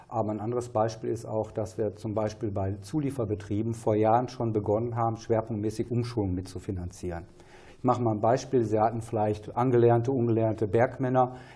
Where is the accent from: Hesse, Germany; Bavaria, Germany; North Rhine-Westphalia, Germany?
North Rhine-Westphalia, Germany; Bottrop; eine eben in meiner Heimatstadt Bottrop, Prosper Haniel